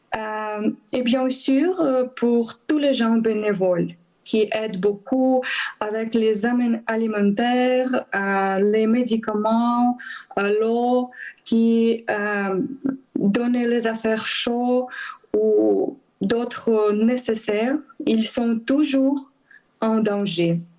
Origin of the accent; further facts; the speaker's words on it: Transcarpathia, western Ukraine, Zakarpattia Oblast, Ukraine; French is a second language; moved away as an adult; also born or lived in Kyiv, Ukraine; je suis ukrainienne, j'ai 32 ans, euh, je suis chrétien. je suis membre de l'Église évangélique baptiste depuis 17 ans. je suis née à l'ouest de l'Ukraine, dans les régions Transcarpathie